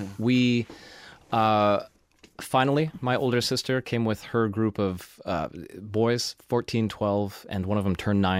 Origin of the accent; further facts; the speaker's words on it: United States; I'm American.